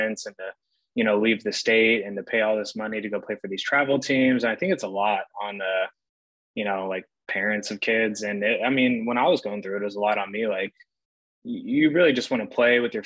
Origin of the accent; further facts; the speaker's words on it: Brentwood, California, United States; Chose to stay home in my hometown, Brentwood, California